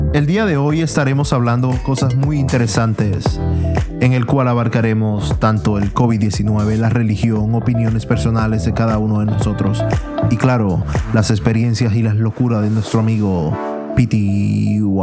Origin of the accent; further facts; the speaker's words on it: Dominican Republic; moved away; otros somos dominicanos de pura cepa